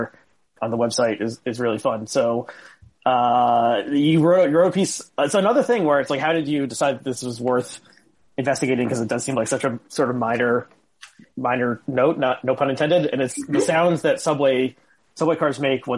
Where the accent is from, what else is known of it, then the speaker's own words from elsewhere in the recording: New Jersey, United States; I grew up in New Jersey